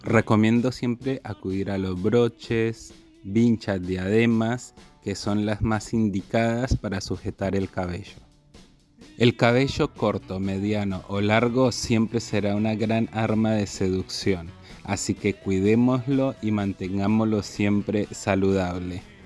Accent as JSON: {"language": "Spanish", "country": "Colombia", "moved": "yes", "lives_now": "Argentina", "said": "soy colombiano y estilista profesional"}